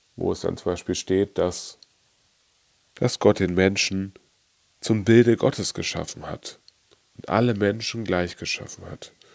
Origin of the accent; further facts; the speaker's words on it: Germany; bei uns in Deutschland